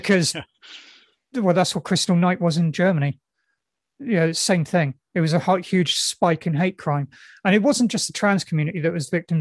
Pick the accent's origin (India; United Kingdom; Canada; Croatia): United Kingdom; I'm not proud of being British